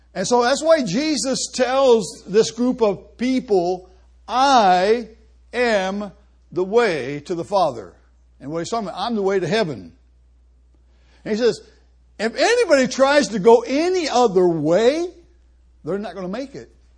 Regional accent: Columbus, Ohio, United States; moved away as an adult; now in Argentina; I grew up in Columbus, right next door to a church.

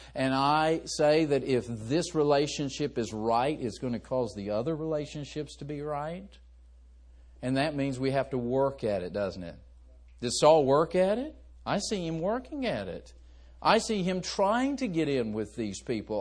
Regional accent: West Virginia, United States; I was raised in West Virginia. We're just a bunch of hillbillies down there.

